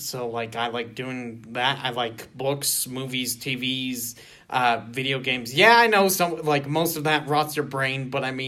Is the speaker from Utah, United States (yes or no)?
yes; Provo, Utah, United States; I've been here in Utah all my life, Provo, Utah, born and raised